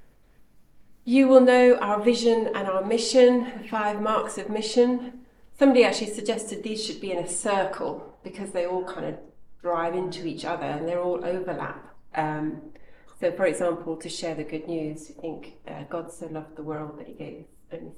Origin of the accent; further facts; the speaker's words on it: Kenya; now in United Kingdom; I grew up in Kenya